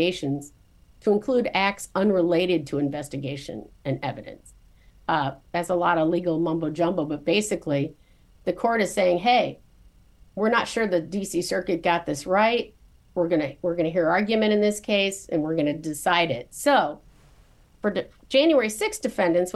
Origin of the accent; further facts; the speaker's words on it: Morris, Illinois, United States; I was born and raised in Morris, Illinois, a small farming town south of Chicago